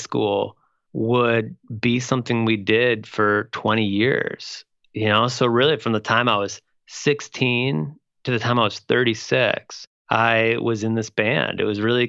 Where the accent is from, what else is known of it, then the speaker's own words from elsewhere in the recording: Toledo, Ohio, United States; I grew up in Toledo, Ohio.